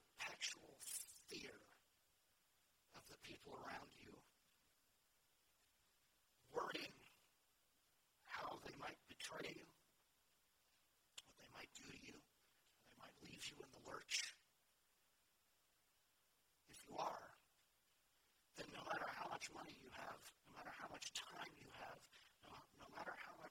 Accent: United States; as American evangelicals

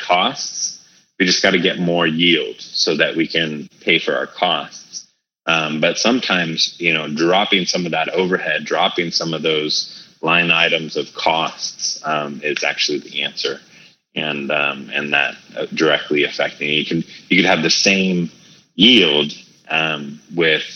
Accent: Hawaii, United States; also born or lived in California; Growing up Hawaii, as well as California, and growing up in Hawaii, it's by and large an Asian culture

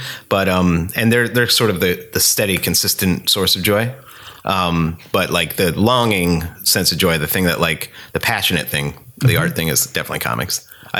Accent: Scranton, Pennsylvania, United States; moved away; I grew up in Scranton, Pennsylvania. It's a shitty, depressing coal mining town. There used to be a lot of old money there.

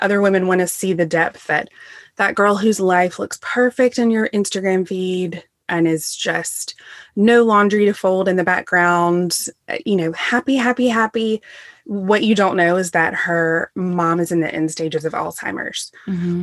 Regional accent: the South, United States; also born or lived in England; now in Greenville, SC, United States; We're all from the South.

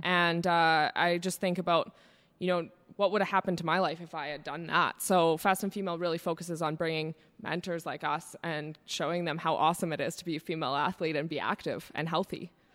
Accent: Calgary, Alberta, Canada; I grew up here in Calgary, Alberta

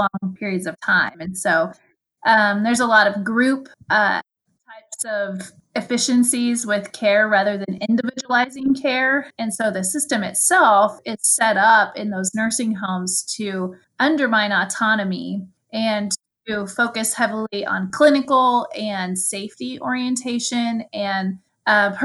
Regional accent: rural Kansas, United States; I live in Kansas, in rural Kansas, and I have moved about in this area, but always in rural Kansas

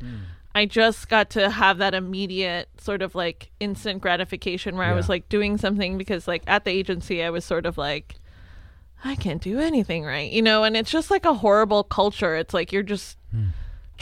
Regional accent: Los Angeles, California, United States; moved away as an adult; also born or lived in Riverside, California; now in Cincinnati, United States; I grew up in Los Angeles, and so I'm a native there

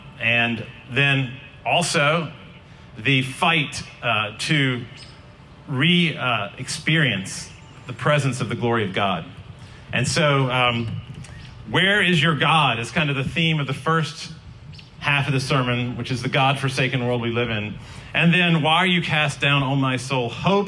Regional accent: Glencoe, Scotland, United Kingdom; moved away as an adult; now in Raleigh, United States; In 1994, I moved from Glencoe, Scotland, to Hillsborough Street in Raleigh, to NC State.

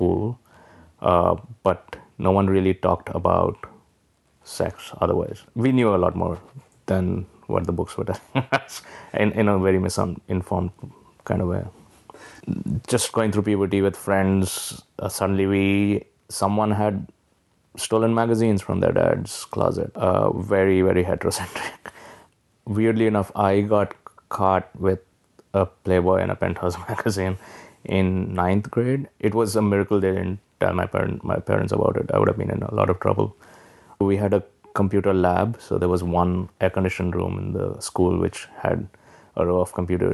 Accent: Hyderabad, Telangana, India; moved away as an adult; also born or lived in New Delhi; now in New York City, United States; I grew up in Hyderabad, which is in South India, and then my formative years, like college, was in New Delhi.

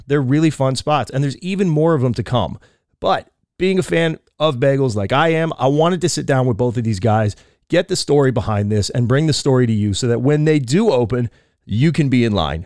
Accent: East Coast, United States; now in Orange County, United States; I am from the East Coast

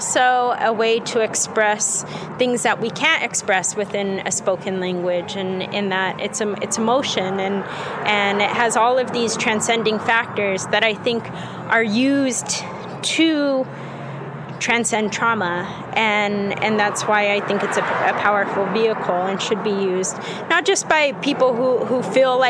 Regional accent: Albuquerque, New Mexico, United States; I'm from Albuquerque

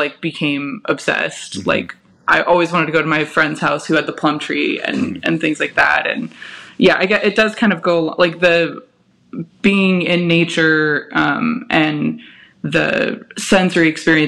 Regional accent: California, United States; I grew up in California

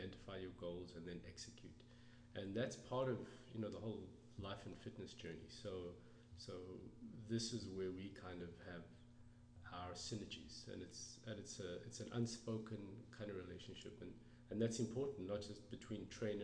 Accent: South Africa; moved away; I grew up in South Africa

